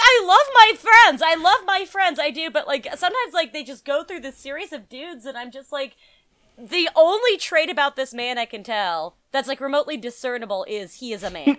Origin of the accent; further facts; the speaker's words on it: New Mexico, United States; moved away; also born or lived in Las Vegas, New Mexico / Denver; I grew up in New Mexico